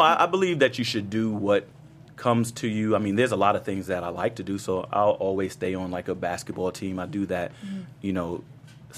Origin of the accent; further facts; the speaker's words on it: New York City, New York, United States; when I was growing up in Harlem